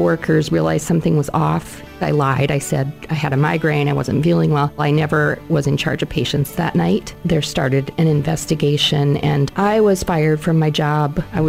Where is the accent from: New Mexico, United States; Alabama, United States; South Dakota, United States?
South Dakota, United States; Sioux Falls; I am a nurse. I'm from Sioux Falls, and I was addicted to prescription medications